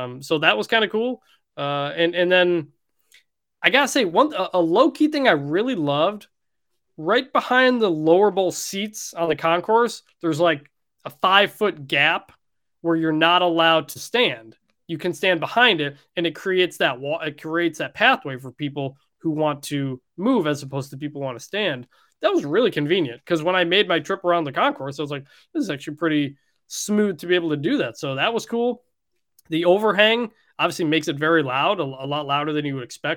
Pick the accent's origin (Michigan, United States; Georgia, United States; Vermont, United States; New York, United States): Michigan, United States; Detroit; So I'm from Detroit, which is known for its Coney dogs.